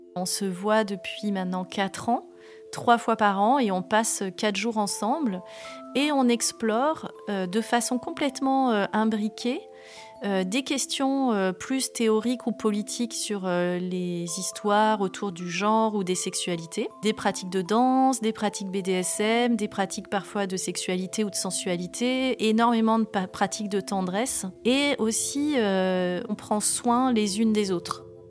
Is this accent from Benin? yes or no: no; Var, Provence-Alpes-Côte d'Azur, France; je suis née dans le Var en 1979. C'est une vie dans le sud, un peu à la campagne. La maison, elle est toujours ouverte. On va à l'école à pied.